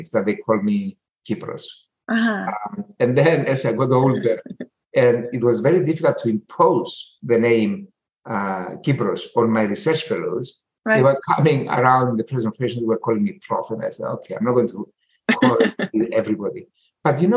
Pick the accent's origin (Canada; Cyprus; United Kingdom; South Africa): Cyprus; I'm a peasant from Cyprus. I'm a proud peasant from Cyprus